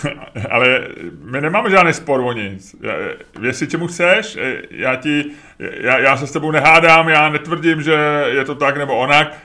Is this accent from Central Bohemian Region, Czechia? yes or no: no; Prague, Czechia; v osmi, deseti letech, kdy u nás v Holešovicích se tehdy natáčelo